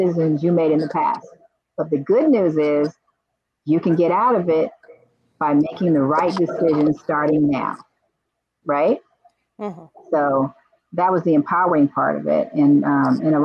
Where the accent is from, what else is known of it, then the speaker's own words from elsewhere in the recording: Los Angeles, California, United States; I grew up in Crenshaw area. That was I grew up there, went to school there, grew up